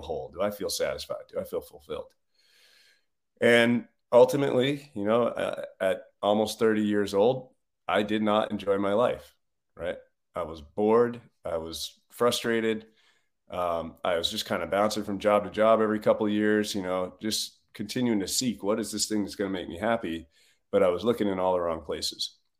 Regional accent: Northeast, United States; I grew up in a, a blue collar family on, in the Northeast

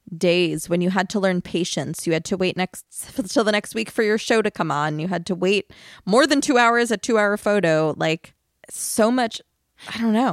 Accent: Long Island, New York, United States; I'm from Long Island

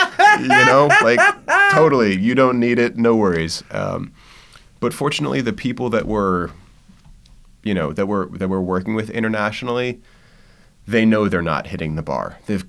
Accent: East Coast, United States; I think, a little bit easier because I came from the East Coast.

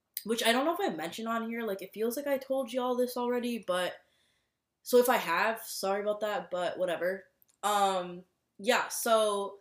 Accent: Minnesota, United States; moved away as an adult; now in Boston, United States; I'm from Minnesota. I was born and raised in Minnesota.

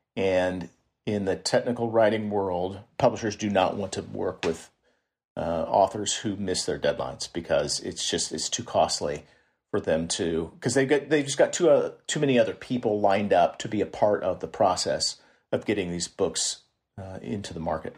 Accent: Kansas City, Missouri, United States; moved away as an adult; now in San Francisco Bay Area, United States; I'm, I'm from Kansas City

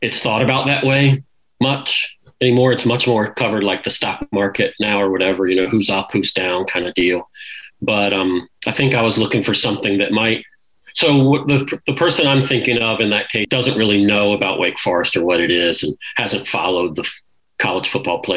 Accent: Suffolk, Virginia, United States; moved away as an adult; also born or lived in Kentucky / United Kingdom / United Arab Emirates; I grew up in Virginia

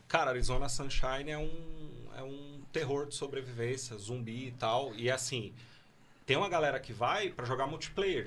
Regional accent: São Paulo, Brazil; Eu sou de São Paulo

